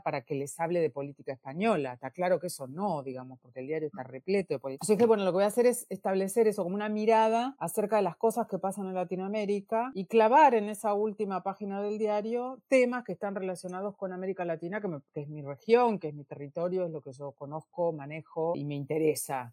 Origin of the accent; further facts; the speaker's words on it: Argentina; siendo argentina